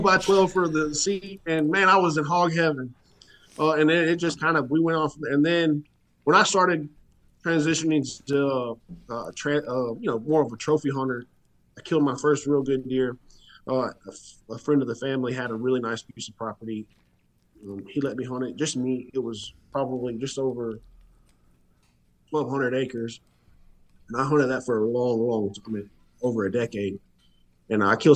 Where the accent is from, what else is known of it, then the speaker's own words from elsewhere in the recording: Willis, Texas, United States; I was born and raised in Willis, about an hour north of Huntsville